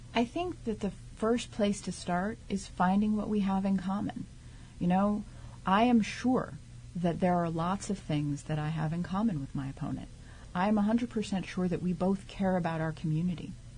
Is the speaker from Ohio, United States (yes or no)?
no; New York City, New York, United States; moved away as an adult; also born or lived in Santa Cruz, California / Queens, New York; now in South Orange, United States; I am originally from Staten Island.